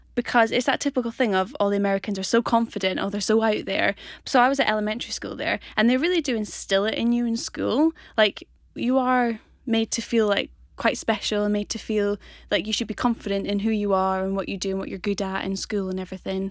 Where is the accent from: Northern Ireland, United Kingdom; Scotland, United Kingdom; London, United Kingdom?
Scotland, United Kingdom; Aberdeenshire; also born or lived in Houston, Texas; I'm from Scotland, um, Aberdeenshire way, um, a little, little country village called Lothermuir, near Lornskirk